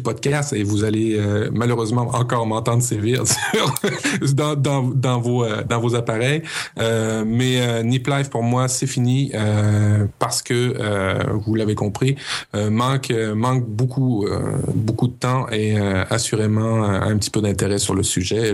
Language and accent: French; Canada; chez nous, au Canada